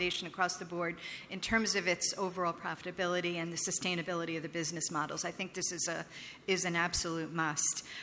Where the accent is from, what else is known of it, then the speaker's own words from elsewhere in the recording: United States; as an American